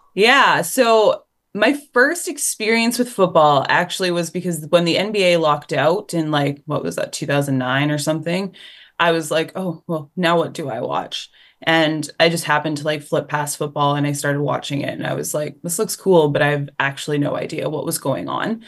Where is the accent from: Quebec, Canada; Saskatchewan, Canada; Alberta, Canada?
Alberta, Canada; Forestburg; now in Vancouver, Canada; I grew up in a really small town called Forsberg, Alberta, so two hours southeast of Edmonton